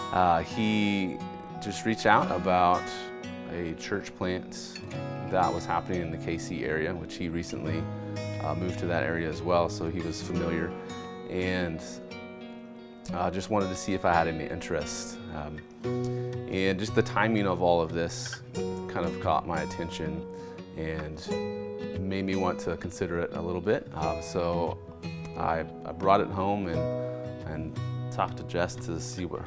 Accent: Oklahoma City, Oklahoma, United States; moved away as an adult; now in Kansas City, United States; We're from Oklahoma City originally, and I work in the medical field

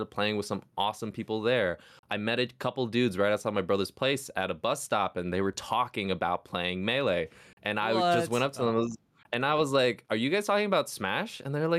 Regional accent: Hong Kong; now in United States; Yeah, so, I mean, I grew up in Hong Kong, actually. So, was born in the States. I'm mixed.

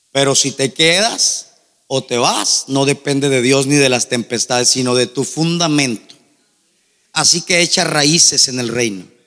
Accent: Nogales, Sonora, Mexico; born there; Nací en Nogales, hermano, les he contado un poquito mi testimonio.

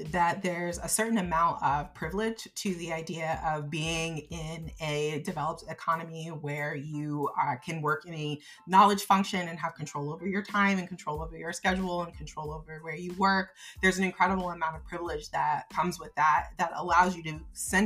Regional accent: United States; I grew up in the United States

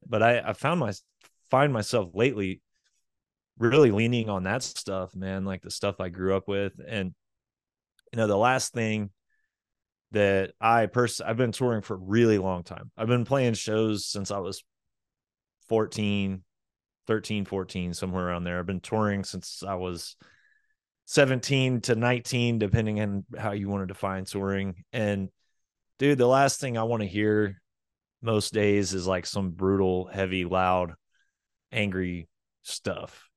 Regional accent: Oklahoma, United States; also born or lived in Florida; I was born in Florida. I only lived there like four years, but my early memories are, you know, humidity and daily rainfall in the ocean and stuff, uh, and then moved to Oklahoma

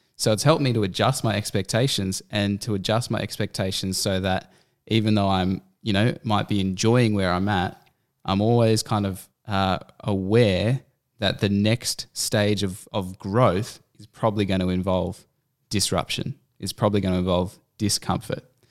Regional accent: Canberra, Australian Capital Territory, Australia; moved away as an adult; also born or lived in Central Coast; we had both grown up in Canberra

